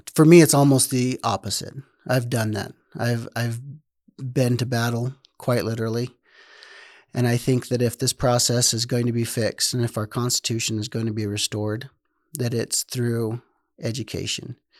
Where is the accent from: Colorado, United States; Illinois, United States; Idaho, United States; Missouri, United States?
Idaho, United States; Rigby; also born or lived in North Dakota; I am born and raised in, well, I grew up in Rigby, Idaho